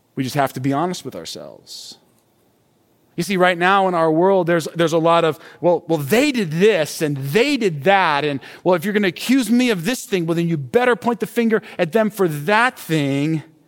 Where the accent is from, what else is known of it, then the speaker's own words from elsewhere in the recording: United States; this way of thinking and living is actually very familiar for us as Americans